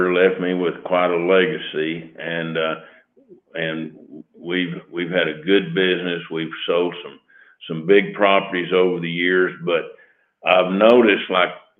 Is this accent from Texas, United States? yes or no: yes; Lubbock, Texas, United States; I was born in Lubbock, been here all my life